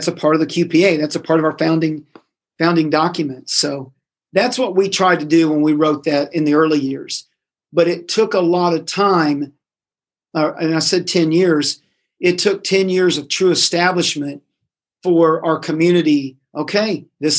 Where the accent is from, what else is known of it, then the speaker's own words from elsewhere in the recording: Indiana, United States; now in Tennessee, United States; I grew up in Indiana. Indiana's basketball crazy and all about sports.